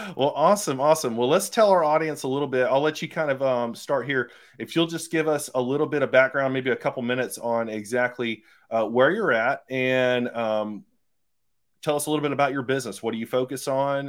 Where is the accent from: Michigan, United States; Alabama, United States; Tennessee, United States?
Alabama, United States; Phenix City; I'm from Phoenix City, Columbus area